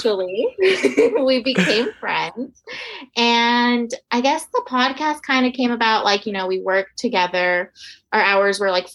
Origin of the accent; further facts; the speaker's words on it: New York, United States; now in Oklahoma, United States; I'm from New York, currently residing in Oklahoma